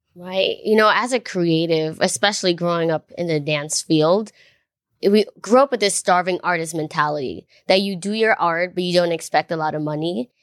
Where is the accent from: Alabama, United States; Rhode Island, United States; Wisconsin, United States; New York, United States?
New York, United States; I grew up in New York